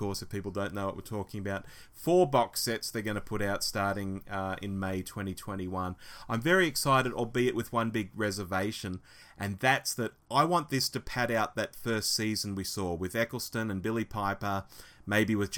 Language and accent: English; Australia; an Aussie